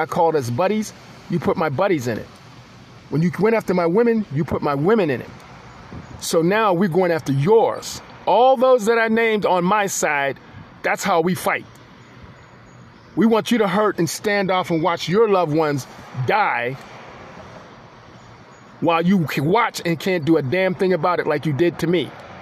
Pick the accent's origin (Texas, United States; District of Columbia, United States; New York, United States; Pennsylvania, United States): Pennsylvania, United States; Pittsburgh; also born or lived in Pensacola, Florida; I was born in Pensacola and I was raised in Pittsburgh.